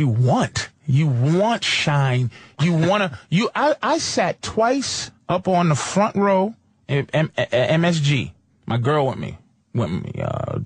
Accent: Boston, Massachusetts, United States; I'm from Boston

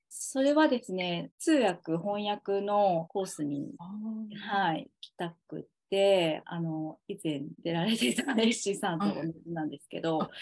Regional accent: Okayama, Japan; moved away as an adult; now in Tokyo, Japan; 実家は私岡山なんですけど

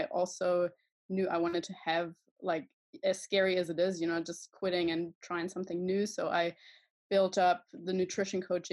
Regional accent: Germany; I am from Germany

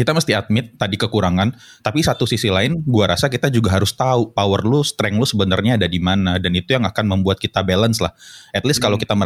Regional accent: Padang, West Sumatra, Indonesia; accent: Padang; gue admit kalau ya udah gue orang Padang, uh, mau nggak mau gue mau ngomong bahasa Inggris, bahasa Indonesia, bahasa Arab apapun.

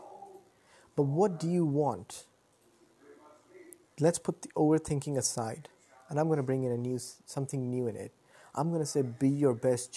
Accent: Lahore, Punjab, Pakistan; I'm from Pakistan, Lahore. I live in a very good society

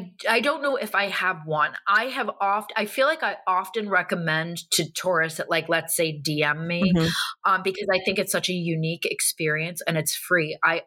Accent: New York City, New York, United States; I feel like even as a New Yorker, like today I had to go and get a small little suitcase.

